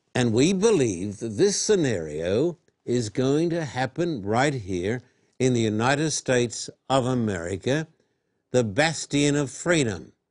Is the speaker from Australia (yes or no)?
yes; Australia; moved away; when I was a boy growing up in Australia